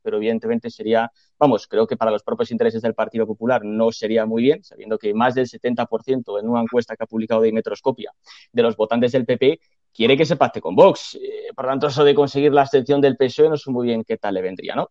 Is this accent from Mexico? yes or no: no; Castile and León, Spain; soy de Castilla León